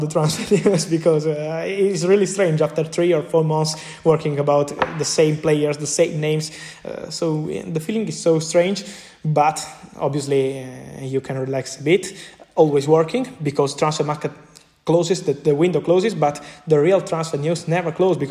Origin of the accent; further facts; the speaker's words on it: Naples, Campania, Italy; English is a second language; moved away as an adult; now in Milan, Italy; I am from Napoli. I left my family in Napoli, in Naples, another city here in Italy, when I was 18. I moved to Milano. I live alone